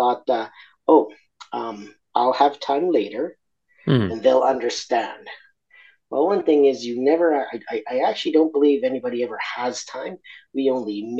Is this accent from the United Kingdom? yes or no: no; Argentina; now in Australia; I'm originally from Argentina